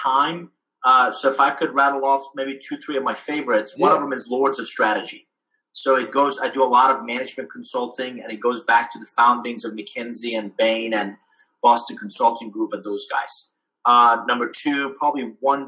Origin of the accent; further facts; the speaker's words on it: Iran; now in United States; I was born abroad. So I'm originally from Iran.